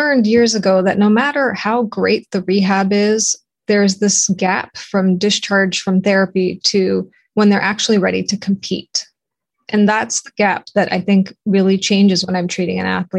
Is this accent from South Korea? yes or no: no; Toronto, Ontario, Canada; moved away as an adult; now in United States; I'm from Toronto, Canada, and I represented Canada in the 88 Olympics for swimming. And I came to the United States as a swimmer, was recruited, swam at a local college